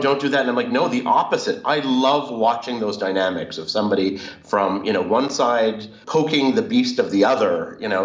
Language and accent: English; Canada; now in Israel; I'm Canadian. I've lived in Israel for many years.